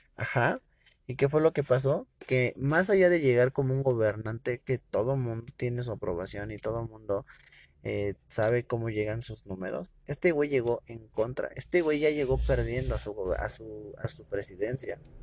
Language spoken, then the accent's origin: Spanish; Mexico; como ciudadano mexicano